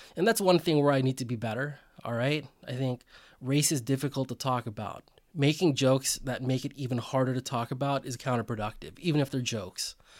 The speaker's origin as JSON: {"language": "English", "area": "Bay Area", "region": "California", "country": "United States", "tie": "born or raised there", "said": "I'm a Filipino American. Um, I grew up in the Bay Area. I'm the son of immigrants"}